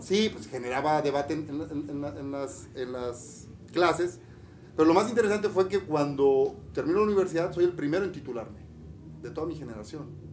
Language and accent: Spanish; Campeche, Mexico; moved away as an adult; also born or lived in Puebla; vengo de Campeche, de Ciudad de Campeche. Me vine a estudiar a la universidad, a Puebla